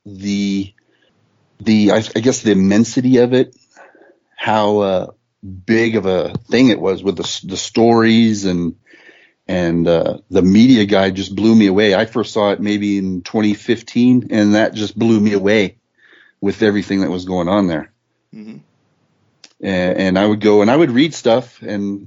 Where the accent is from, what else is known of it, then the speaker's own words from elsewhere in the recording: El Paso, Texas, United States; I'm from El Paso, Texas. I was born and raised here